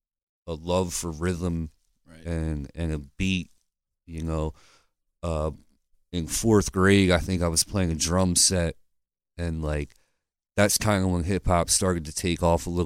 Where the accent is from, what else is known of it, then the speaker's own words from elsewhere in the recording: Lancaster, Pennsylvania, United States; I was born here